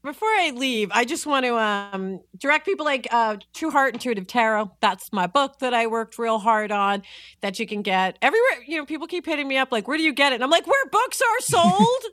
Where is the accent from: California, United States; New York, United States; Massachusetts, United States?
New York, United States; I am from New York